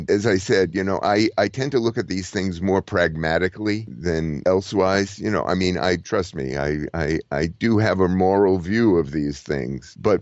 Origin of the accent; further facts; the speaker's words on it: United States; I'm an American